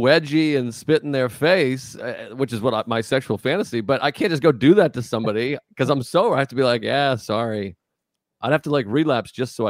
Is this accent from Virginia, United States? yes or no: no; Whitman, Massachusetts, United States; I'm from Whitman. I'm from South Shore.